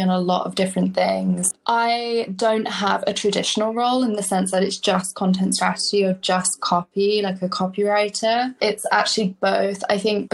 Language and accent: English; London, United Kingdom; moved away as an adult; now in United States; I am originally from London. I moved to the States when I was 21, and I've been here ever since.